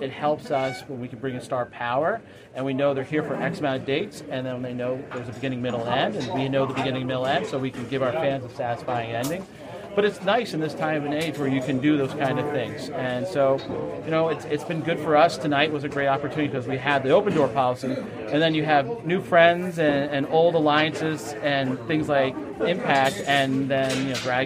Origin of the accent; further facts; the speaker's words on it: New York City, New York, United States; I'm a New Yorker